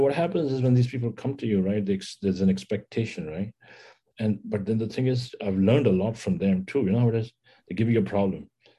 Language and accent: English; New Delhi, Delhi, India; New Delhi.